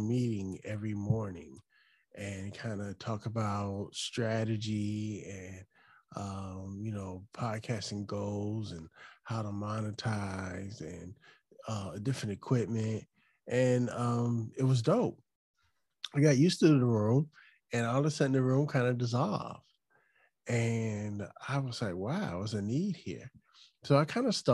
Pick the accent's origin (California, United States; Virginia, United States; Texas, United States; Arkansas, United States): Virginia, United States; Chesapeake; now in Hampton, United States; I actually grew up on a line in Chesapeake, but we were right there. I grew up in a neighborhood called Camelot.